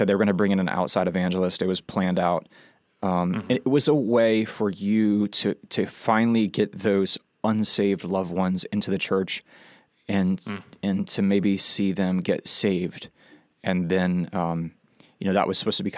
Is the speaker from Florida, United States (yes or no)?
yes; Bonifay, Florida, United States; my hometown, Bonifay, Florida